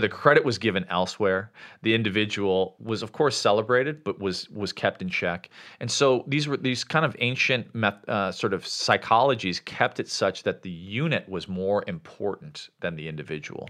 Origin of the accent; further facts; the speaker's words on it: Chicago, Illinois, United States; moved away as an adult; also born or lived in Sri Lanka; where I grew up in Chicago